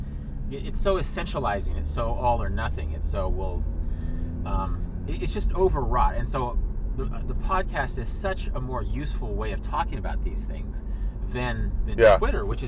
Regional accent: Kansas, United States; I'm from Kansas

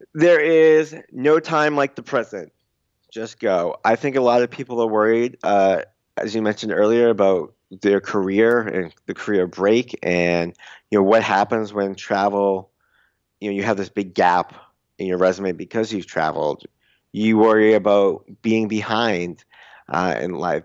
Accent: suburb outside Boston, Massachusetts, United States; first language English; in my suburb, like, outside Boston

